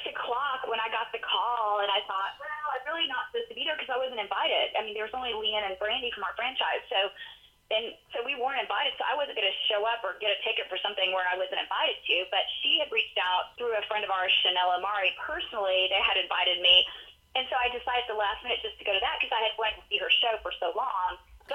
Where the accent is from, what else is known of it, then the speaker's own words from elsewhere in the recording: United States; the benefits that we have of being American and growing up with so many things that we need to be grateful for.